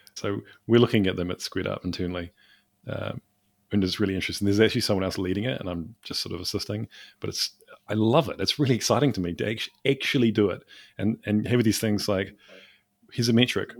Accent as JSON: {"language": "English", "country": "New Zealand", "said": "I'm from New Zealand, small country."}